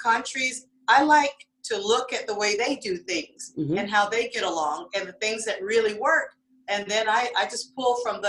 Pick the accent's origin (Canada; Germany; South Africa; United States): Germany; I hope somebody meets somebody from Germany, because I grew up in Germany, okay.